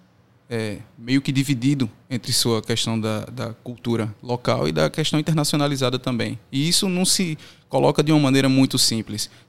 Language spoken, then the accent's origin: Portuguese; Juazeiro do Norte, Ceará, Brazil; Eu brinco com um amigo meu que eu sou de Juazeiro do Norte, ele é de Salgueiro, Pernambuco, e a gente tem mais em comum do que eu teria, por exemplo, com as pessoas de Fortaleza